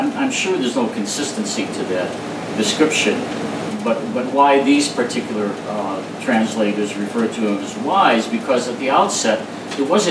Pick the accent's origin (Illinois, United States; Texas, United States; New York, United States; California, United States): Illinois, United States; Chicago; being born and raised in Chicago, many of our family's good friends were Greeks.